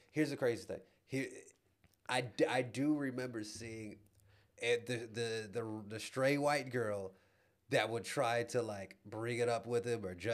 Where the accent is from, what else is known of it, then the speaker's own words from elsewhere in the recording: Louisiana, United States; This is my real voice. This is my accent. I mean, I'm from grew up out in uh, rural Louisiana